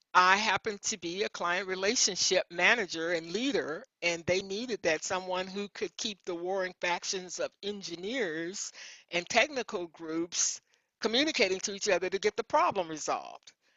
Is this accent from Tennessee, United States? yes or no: yes; Memphis, Tennessee, United States; I grew up in Memphis, Tennessee, and I was the youngest of my mom's six children